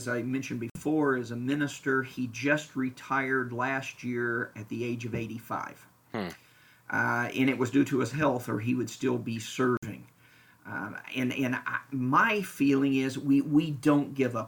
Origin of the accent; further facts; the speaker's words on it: Lexington, Kentucky, United States; moved away as an adult; also born or lived in Indiana / Florida / Wichita, Kansas; now in Franklin, United States; I was born and raised in Lexington, Kentucky.